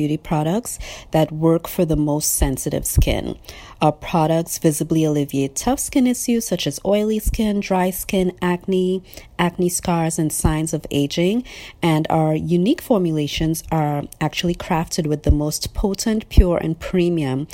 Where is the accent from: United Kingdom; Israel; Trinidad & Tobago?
Trinidad & Tobago; also born or lived in North Carolina, United States; now in Atlanta, United States; I was born and raised in Trinidad and Tobago in the Caribbean, and now I live in Atlanta, Georgia.